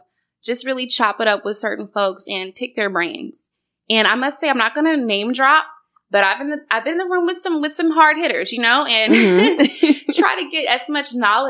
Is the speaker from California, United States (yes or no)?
no; Houston, Texas, United States; now in Atlanta, United States; we're both from Houston, which is a major city. So I'm kind of accustomed to crime and stuff, you know.